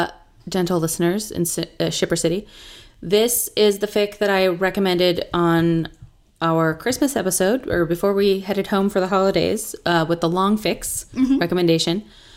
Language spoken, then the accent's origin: English; Ireland; even though I am Irish